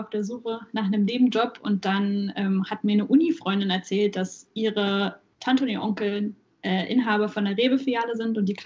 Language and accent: German; Saxony-Anhalt, Germany; Und original komme ich aus Sachsen-Anhalt, aber jetzt bin ich in Thüringen.